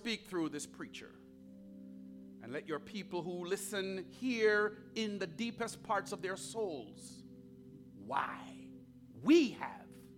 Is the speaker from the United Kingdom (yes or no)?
no; Jamaica; now in United States; I was born outside of the United States in a beautiful country called Jamaica